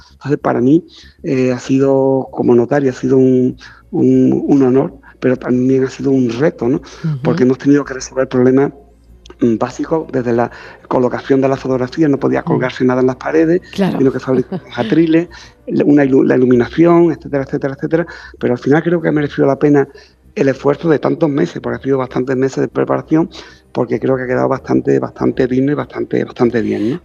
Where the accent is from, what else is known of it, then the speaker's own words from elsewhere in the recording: Ronda, Andalusia, Spain; tanto en Ronda, que es mi ciudad natal, como en Sevilla